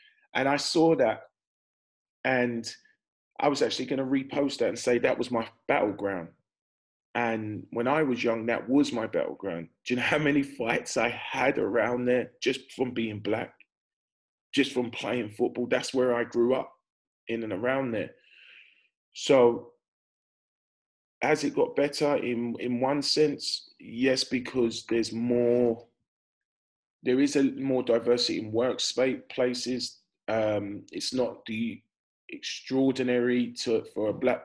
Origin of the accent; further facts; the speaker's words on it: Wales, United Kingdom; As a Welshman